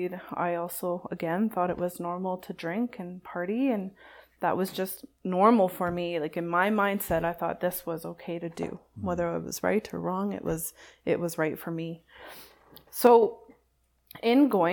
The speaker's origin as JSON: {"language": "English", "town": "Saskatoon", "region": "Saskatchewan", "country": "Canada", "tie": "born or raised there", "moved": "yes", "said": "So I'm from Saskatoon originally"}